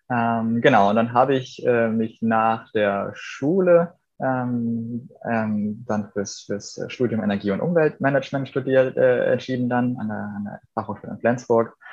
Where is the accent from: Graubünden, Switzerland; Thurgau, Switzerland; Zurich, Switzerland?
Graubünden, Switzerland; Wir haben äh, in den 90ern als Bündner halt schon, schon ganz natürlich mit groß geworden, dass wir eine Solarthermieanlage hatten, um warm Wasser zu machen